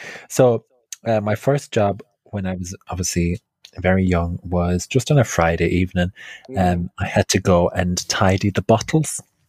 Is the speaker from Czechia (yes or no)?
no; County Clare, Munster, Ireland; now in London, United Kingdom; I am a comedian, a writer, cabaret performer, originally from Ireland. I'm from County Clare, and now I'm living in London.